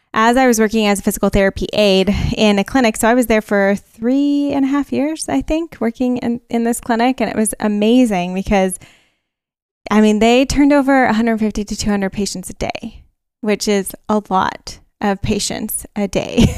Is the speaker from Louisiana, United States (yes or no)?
no; California, United States; I'm from California